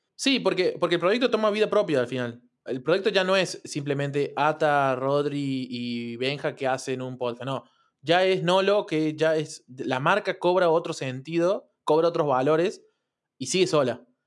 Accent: Argentina; acá en Argentina que comemos mucha carne

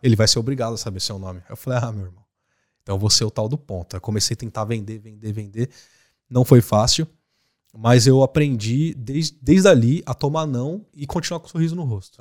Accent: Osasco, São Paulo, Brazil; moved away as an adult; Osasco foi onde eu cresci, comendo cachorro quente e brincando com os pombos

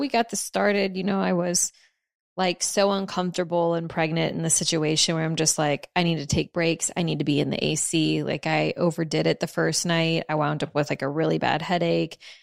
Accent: New Orleans, Louisiana, United States; I'm from New Orleans

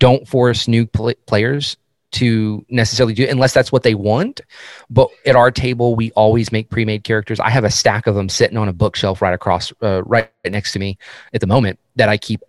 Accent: Texas, United States; it doesn't help I'm from Texas.

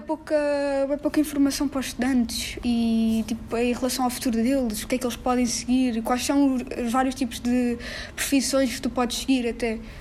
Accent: Lisbon, Portugal; moved away as an adult; also born or lived in London; now in United Kingdom; eu sou alfacinha

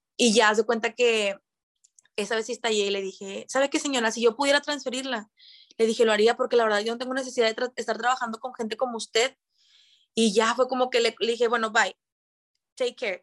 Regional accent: Monterrey, Nuevo León, Mexico; also born or lived in Santa Catarina; estoy viviendo en Monterrey, soy de aquí, nacida en Monterrey

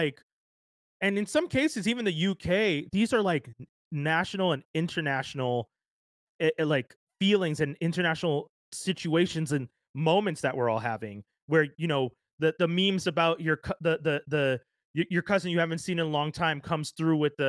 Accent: Quebec, Canada; as a black man growing up in Canada, in Quebec

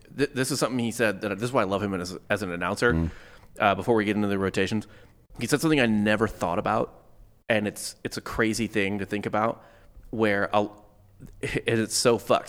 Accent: St. Louis, Missouri, United States; I grew up in St. Louis

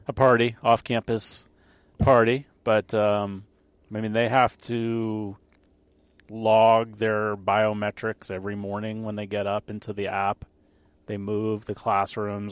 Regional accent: Long Island, New York, United States; I grew up on Long Island

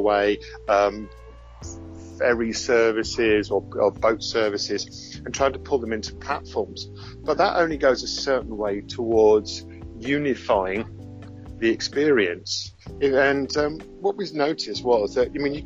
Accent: London, United Kingdom; mainly from Scotland, but as you can hear, I'm originally from London.

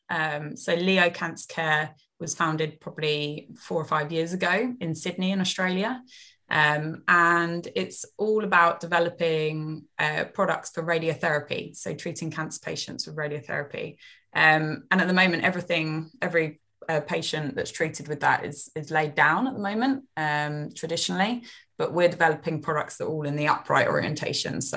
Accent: Eastbourne, South East England, United Kingdom; also born or lived in Lewes, England; I grew up in Eastbourne, right on the coast.

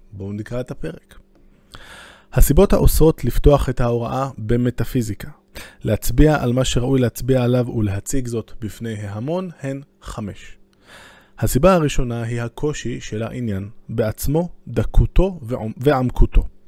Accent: Jerusalem, Jerusalem District, Israel; אני בתור ירושלמי

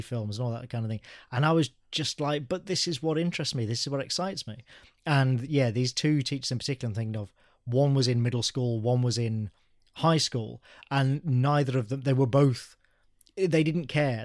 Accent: Birmingham, West Midlands, United Kingdom; I am native to England. Yeah, I was born in Birmingham

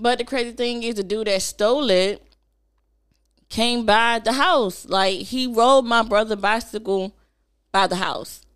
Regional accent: Snow Hill, North Carolina, United States; also born or lived in Kinston, North Carolina; growing up in Snow Hill

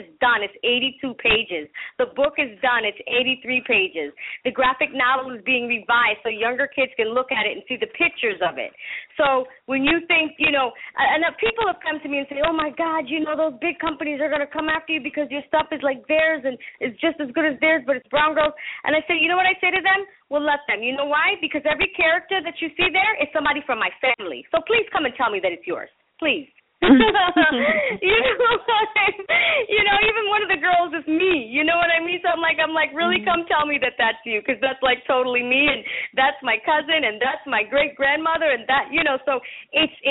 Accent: Massachusetts, United States; first language Spanish; English is a second language; also born or lived in Panama; now in California, United States; I grew up in Massachusetts

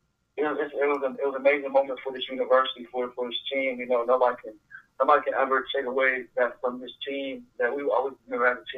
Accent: Maryland, United States; Growing up in Maryland

